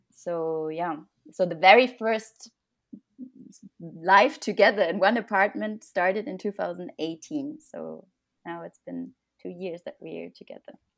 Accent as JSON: {"language": "English", "country": "Germany", "also_born_or_lived": "Munich, Germany", "moved": "as an adult", "lives_now": "Paris, France", "said": "I'm originally from Germany. I lived and studied in Munich."}